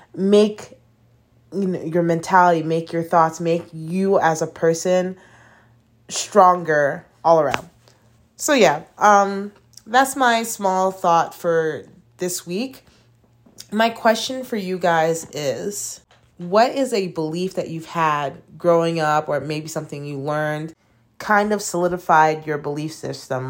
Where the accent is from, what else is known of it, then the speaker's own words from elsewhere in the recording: United States; moved away as an adult; now in China; being an American citizen and growing up in an American school system